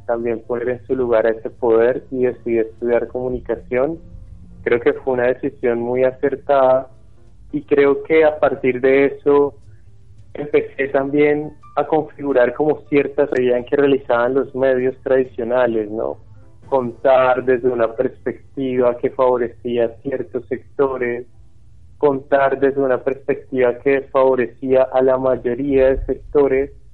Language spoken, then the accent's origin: Spanish; Ibagué, Tolima, Colombia; Yo nací, bueno, aquí en Ibagué y me crié en una casa